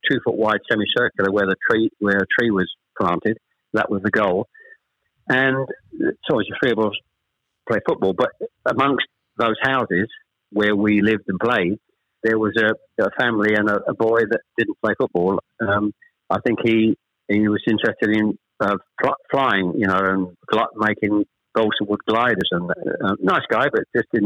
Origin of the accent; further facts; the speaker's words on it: Chelmsford, East of England, United Kingdom; also born or lived in Ashton-under-Lyne / Manchester; We actually moved south to Chelmsford when I was probably, I was the eldest of three, when I was probably about seven or eight